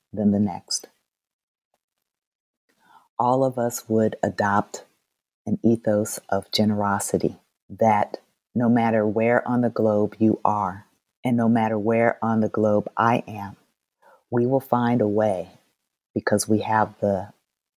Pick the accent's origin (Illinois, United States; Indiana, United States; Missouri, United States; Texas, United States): Indiana, United States; Indianapolis; moved away; I grew up in Indianapolis